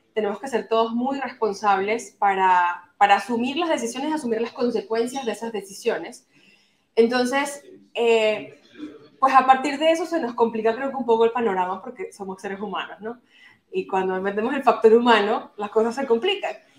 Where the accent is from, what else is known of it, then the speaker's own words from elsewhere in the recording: Venezuela; now in Turkey; yo soy venezolana, actualmente vivo en Turquía y estoy de paso aquí en Madrid una semana